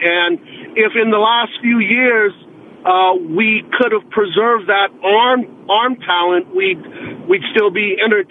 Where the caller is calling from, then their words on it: San Francisco, California, United States; from San Francisco.